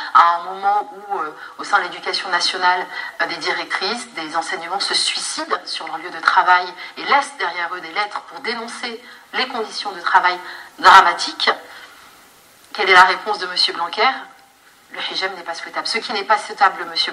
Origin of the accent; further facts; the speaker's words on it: Normandy, France; moved away as an adult; also born or lived in Paris; je suis née en Normandie je suis venue à Paris en fait pour mes études